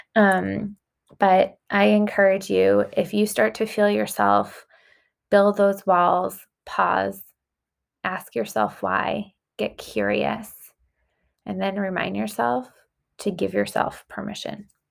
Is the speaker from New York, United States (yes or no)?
yes; Long Island, New York, United States; I grew up on Long Island